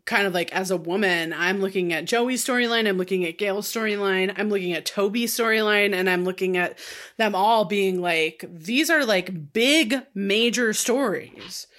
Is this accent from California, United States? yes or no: yes; California, United States; I grew up in California, so it would have been in this state